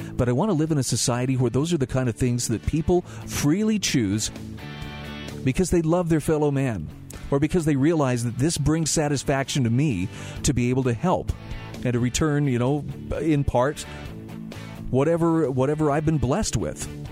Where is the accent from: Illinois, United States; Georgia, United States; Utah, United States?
Utah, United States; Salt Lake City; I grew up in Salt Lake City